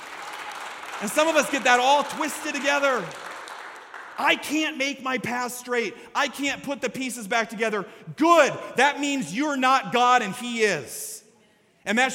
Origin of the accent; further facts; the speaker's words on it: Story City, Iowa, United States; My confirmation verse when I was in 9th grade growing up in Story City, Iowa, was Proverbs chapter 3, verses 5 through 6.